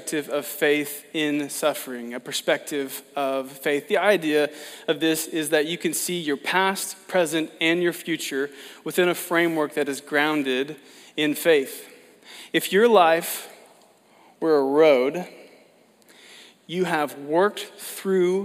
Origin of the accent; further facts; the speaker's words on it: Oklahoma, United States; I'm from Oklahoma